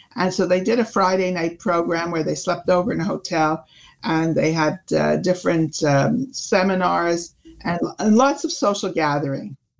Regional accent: Canada; we're Canadian

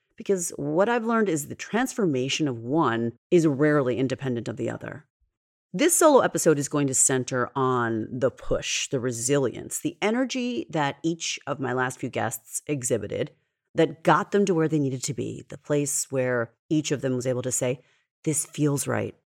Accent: New York, United States; I'm a New Yorker and we are at our core a fast paced breed

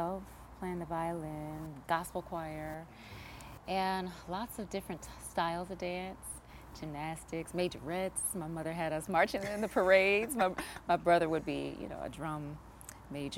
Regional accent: Washington, District of Columbia, United States; also born or lived in Maryland; I grew up in Washington, D.C. initially, and then eventually Maryland.

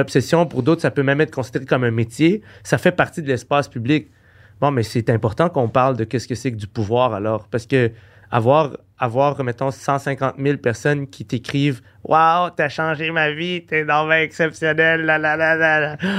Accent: Quebec, Canada; je suis québécois, j'habite au Québec

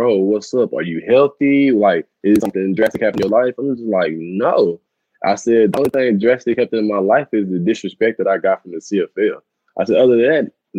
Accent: Tyler, Texas, United States; I'm based out of Tyler, Texas, my hometown

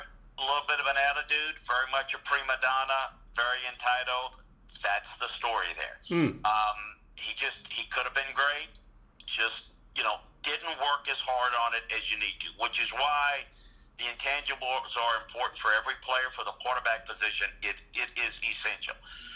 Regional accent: Mobile, Alabama, United States; I knew the kid from growing up in Mobile and the whole time at LSU.

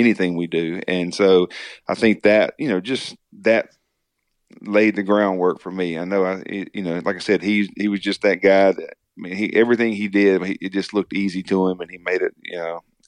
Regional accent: Magee, Mississippi, United States; growing up in McGee, Mississippi, especially, you know, it's just a small, tight-knit community

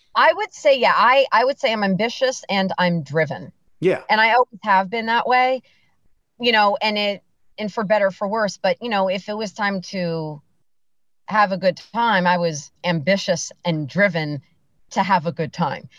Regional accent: Bethlehem, Pennsylvania, United States; born or raised there; also born or lived in Macungie, Pennsylvania

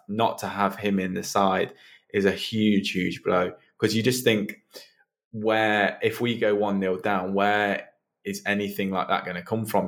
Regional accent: United Kingdom; So my grandparents are Hungarian. I'm I'm British. I grew up in in the UK

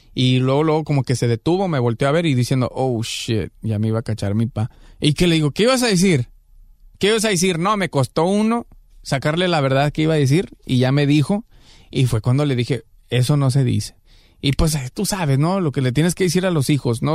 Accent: Guadalajara, Jalisco, Mexico; now in Los Angeles, United States; de Guanatos, Colonia Lagos de Oriente

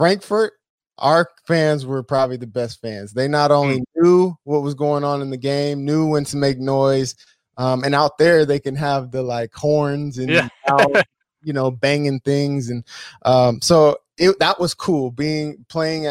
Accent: San Diego, California, United States; I had never left San Diego. I grew up in San Diego, and then I obviously went to San Diego State after

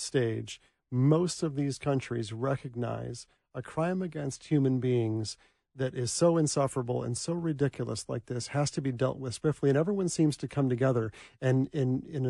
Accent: Michigan, United States; I'm from Michigan

